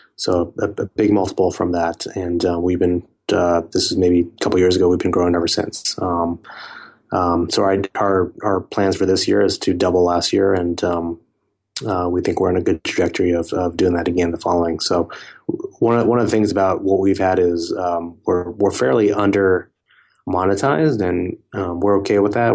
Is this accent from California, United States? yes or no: yes; Silicon Valley, California, United States; I grew up around a lot of, um, technology companies growing up in Silicon Valley